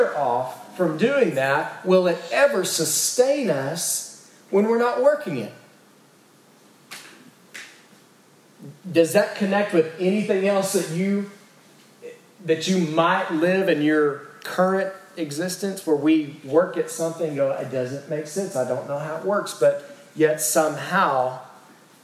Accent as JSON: {"language": "English", "region": "East Texas", "country": "United States", "said": "I'm from East Texas"}